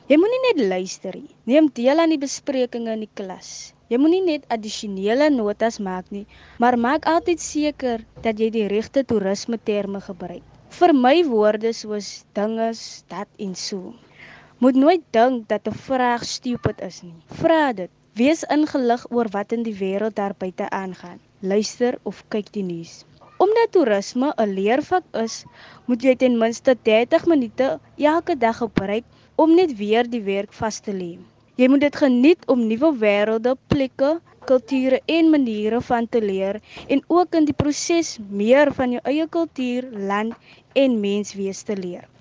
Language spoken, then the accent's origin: Afrikaans; Eersterivier, Western Cape, South Africa; Ek het grootgeword in Esterhofie en woon tans nog steeds hier